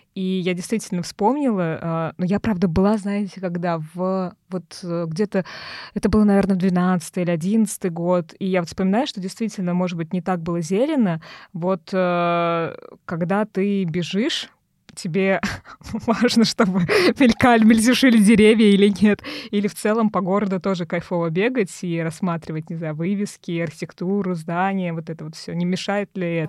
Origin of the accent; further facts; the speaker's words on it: Tolyatti, Samara Oblast, Russia; now in Moscow, Russia; я из Тольятти, а, ну, родилась в Тольятти, живу в Москве. И когда я ещё жила в Тольятти